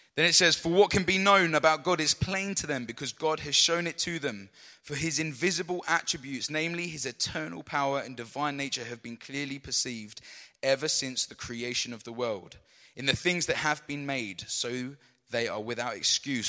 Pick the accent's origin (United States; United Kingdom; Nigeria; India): United Kingdom; London; I was born in London